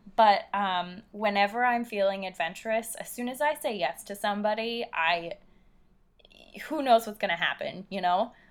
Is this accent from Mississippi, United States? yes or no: no; Philadelphia, Pennsylvania, United States; I'm from Philadelphia